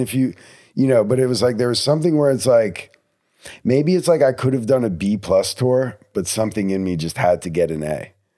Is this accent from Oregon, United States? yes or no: no; New Jersey, United States; moved away; also born or lived in Texas; I'm not from Texas, I'm from New Jersey. I, my parents don't come down here that much